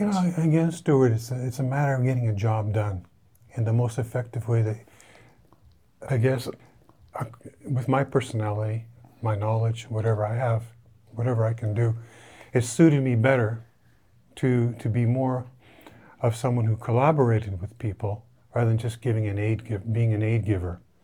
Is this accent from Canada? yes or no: yes; Canada; moved away; as a Canadian